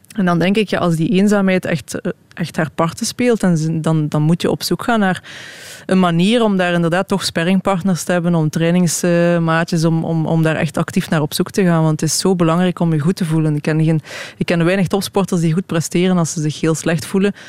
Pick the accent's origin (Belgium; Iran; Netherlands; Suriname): Belgium; als Belg